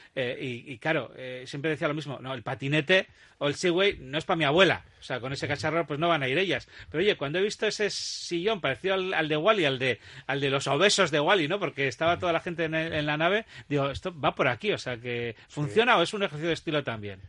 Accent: Basque Country, Spain; los vascos sabemos

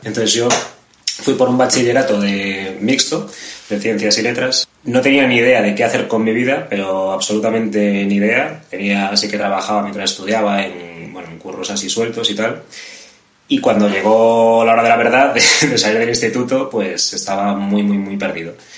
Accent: Vigo, Galicia, Spain; yo vengo de un barrio que es muy de clase obrera, muy de, es muy cercano, está aquí al lado de los astilleros de Vigo

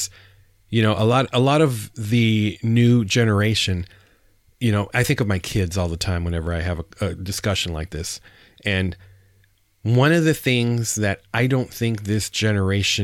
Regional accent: San Diego, California, United States; also born or lived in Arizona; now in Texas, United States; I'm born and raised in San Diego

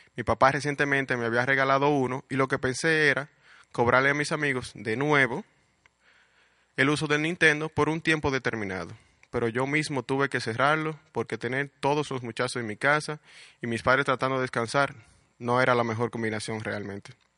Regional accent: Puerto Plata, Dominican Republic; also born or lived in Santo Domingo / Santiago; Nací en Santo Domingo, pero mis padres me llevaron a vivir a Puerto Plata a la edad de dos años. O sea que soy totalmente puertoplateño.

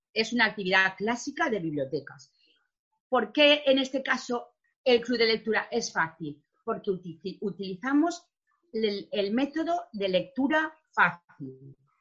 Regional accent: Valencian Community, Spain; nosotros sabéis que con la comunidad valenciana hablamos castellano, pero también somos valenciano parlantes

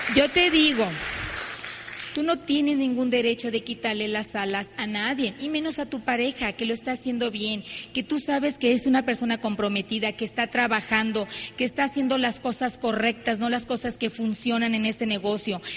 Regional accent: Ciudad Obregón, Sonora, Mexico; nosotros venimos de Ciudad Obregón, Sonora. Eh, vengo de una familia muy tradicional.

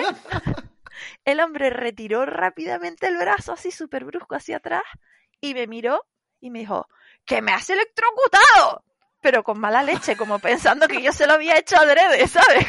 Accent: Tenerife, Canary Islands, Spain; yo soy de Tenerife y tal. Lo que pasa es que sí, que hablamos parecido

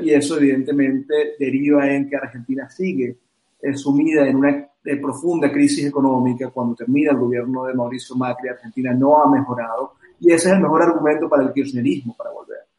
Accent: Venezuela; fuimos los venezolanos

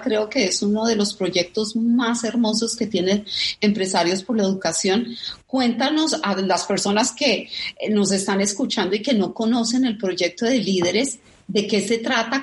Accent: Colombia; como colombiana

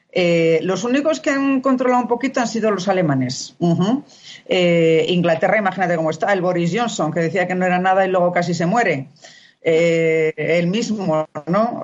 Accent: Spain; moved away; siendo yo española

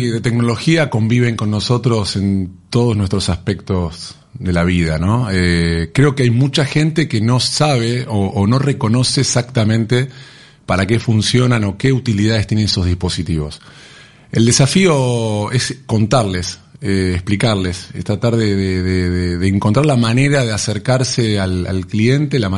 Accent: Argentina; en lo que es el consumo acá en Argentina. Nosotros como argentinos no somos buenos consumidores

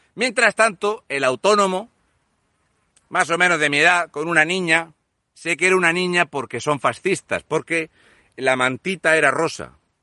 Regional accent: Region of Murcia, Spain; Yo soy el murciano encabronado.

